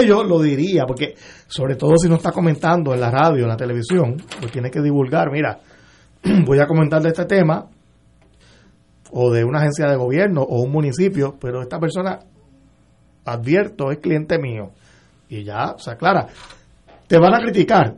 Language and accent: Spanish; Puerto Rico; como puertorriqueño, como cliente de la Autoridad de Energía Eléctrica